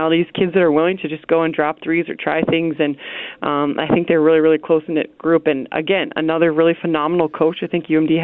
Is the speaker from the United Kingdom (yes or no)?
no; New York City, New York, United States; I'm a New Yorker, right? Like, I was born in Queens